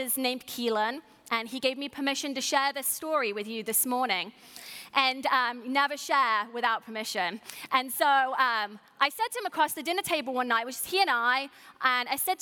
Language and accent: English; United Kingdom; what I'm calling a ham sandwich, because I'm British